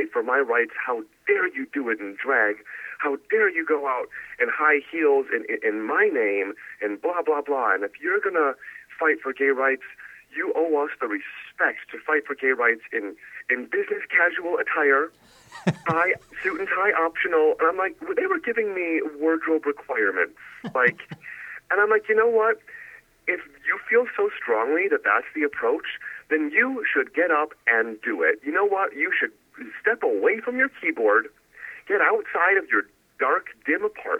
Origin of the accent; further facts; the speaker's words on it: Milwaukee, Wisconsin, United States; I'm from Milwaukee, Wisconsin, born to a famous dairy celebrity and the owner of a German restaurant